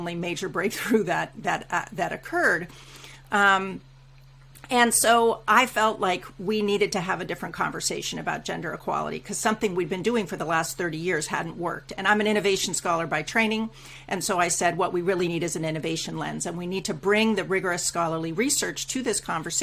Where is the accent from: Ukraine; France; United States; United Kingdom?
United States; moved away as an adult; now in Canada; I'm an American immigrant to Canada and now a naturalized Canadian citizen as well.